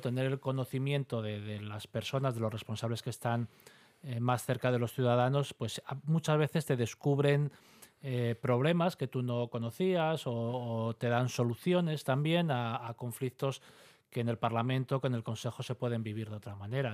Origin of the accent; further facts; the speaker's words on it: Asturias, Spain; como asturianos